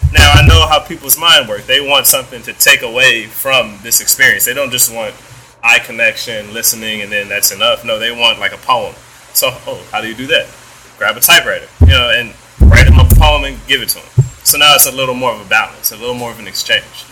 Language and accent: English; United States; being American and being brought up in this economy